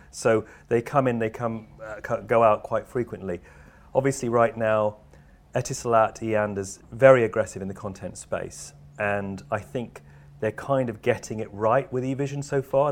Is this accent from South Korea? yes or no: no; United Kingdom; I'm a Brit